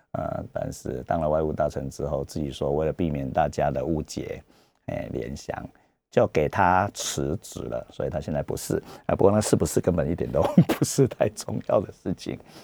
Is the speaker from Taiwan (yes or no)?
yes; Taiwan; 我是台湾人